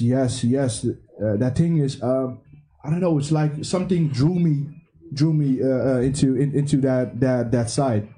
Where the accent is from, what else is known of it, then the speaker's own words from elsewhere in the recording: DR Congo; now in Netherlands; I come from the Congo, uh, the, the Democratic Republic of Congo